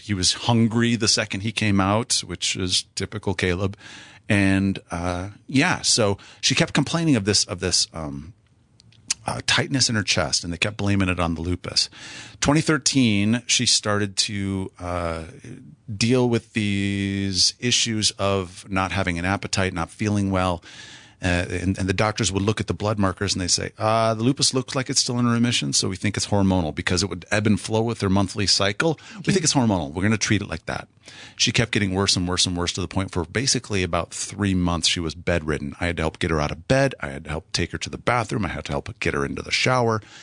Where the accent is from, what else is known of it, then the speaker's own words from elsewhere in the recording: South Central Wisconsin, United States; moved away; I grew up in Wisconsin, South Central Wisconsin, and, uh, just thirty miles straight north of Madison